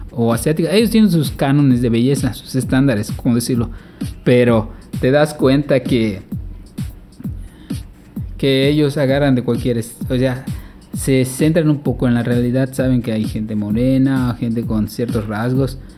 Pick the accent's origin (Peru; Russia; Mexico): Mexico; obviamente yo soy mexicano, pero vamos a enfocarnos más en el tema mexicano.